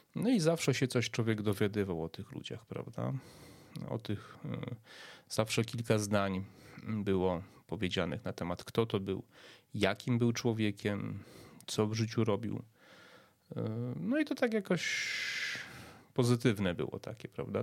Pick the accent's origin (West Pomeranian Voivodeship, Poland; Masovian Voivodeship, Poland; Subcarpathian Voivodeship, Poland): Subcarpathian Voivodeship, Poland; Przemyśl; ja pochodzę z Przemyśla